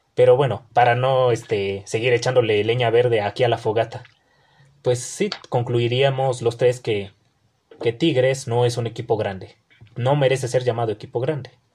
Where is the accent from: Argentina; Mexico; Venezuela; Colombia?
Mexico; Tijuana, Baja California; now in Mexico City, Mexico; allá en Tijuana, mi tierra